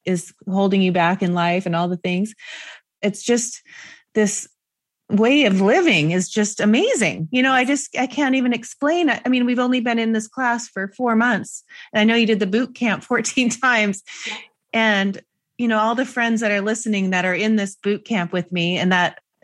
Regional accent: Seattle, Washington, United States; a friend that I grew up with in Seattle

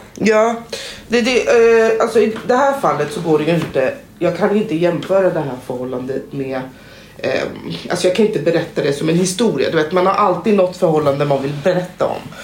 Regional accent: Conakry, Guinea; now in Sweden; ursprungligen kommer jag från Conakry eh, som ligger i Västafrika.

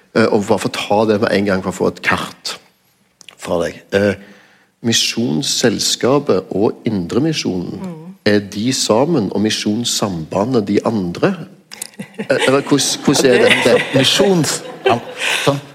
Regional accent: Stavanger, Rogaland, Norway; min hjemby

